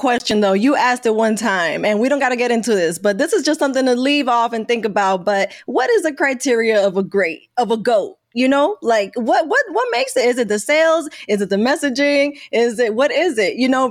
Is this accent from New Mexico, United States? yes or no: no; New York City, New York, United States; I'm from New York, so it was always a … or … debate. I'm on the … side because I'm from Queens